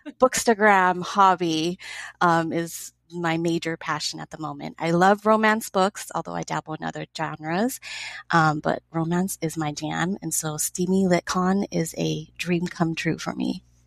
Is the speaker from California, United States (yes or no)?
yes; Los Angeles, California, United States; I live in Los Angeles. I'm born and raised in this area